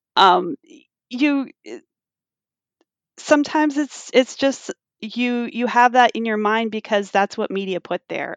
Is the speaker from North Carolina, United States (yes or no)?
no; California, United States; as a Californian